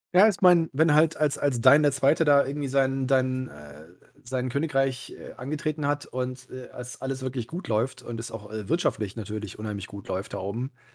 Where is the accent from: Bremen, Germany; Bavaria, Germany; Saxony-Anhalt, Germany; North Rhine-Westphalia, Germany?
North Rhine-Westphalia, Germany; Cologne; mich als gebürtiger Köln